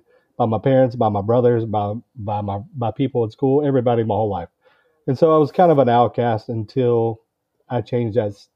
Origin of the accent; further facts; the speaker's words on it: Georgia, United States; I'm from Georgia in the United States